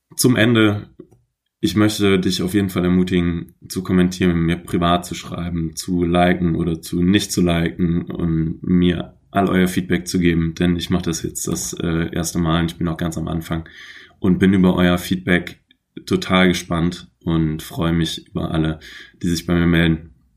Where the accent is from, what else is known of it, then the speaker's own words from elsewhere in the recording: Troisdorf, North Rhine-Westphalia, Germany; moved away as an adult; also born or lived in Aachen; now in Hamburg, Germany; in Trostorf geboren bei Köln